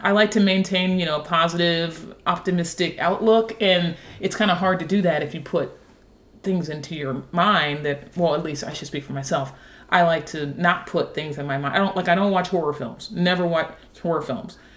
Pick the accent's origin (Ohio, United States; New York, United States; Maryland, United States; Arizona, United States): Ohio, United States; Dayton; moved away as an adult; also born or lived in Washington, D.C.; now in Nashville, United States; I grew up in Dayton, Ohio